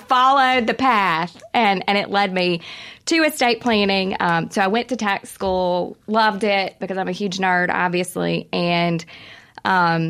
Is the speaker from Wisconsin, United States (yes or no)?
no; Wiggins, Mississippi, United States; I'm from Wiggins, Mississippi, down in South Mississippi